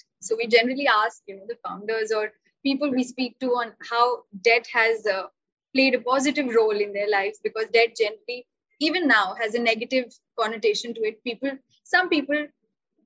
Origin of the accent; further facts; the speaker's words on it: Ranchi, Jharkhand, India; I'm also from the East. So I'm from Ranchi